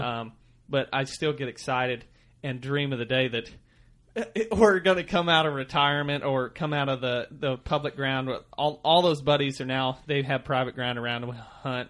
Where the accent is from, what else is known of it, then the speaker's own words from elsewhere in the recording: Missouri, United States; I grew up in Missouri. I still, we're still out of Missouri